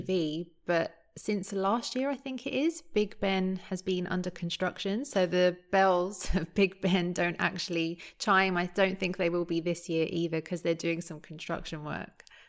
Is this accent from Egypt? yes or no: no; London, United Kingdom; growing up in London